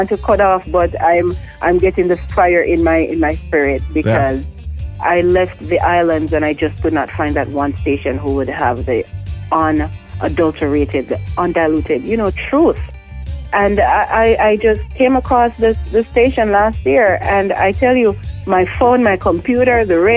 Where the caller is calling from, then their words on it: Richmond, Virginia, United States; I'm listening from Richmond.